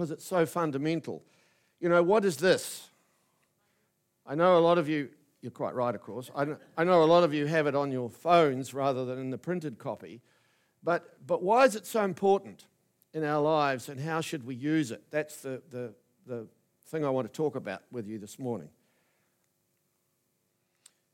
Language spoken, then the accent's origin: English; New Plymouth, Taranaki, New Zealand; moved away as an adult; also born or lived in Wellington; I was fresh from New Plymouth Boys High School